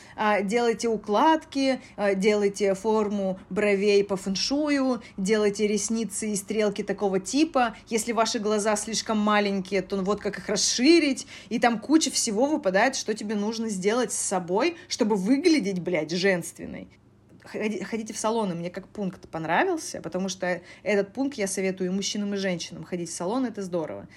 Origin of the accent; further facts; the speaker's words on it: Koryazhma, Arkhangelsk Oblast, Russia; now in Moscow, Russia; я из Коряжмы